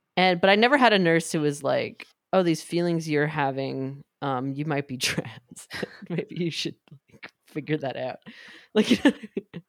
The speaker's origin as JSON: {"language": "English", "region": "New York", "country": "United States", "tie": "born or raised there", "said": "growing up in New York"}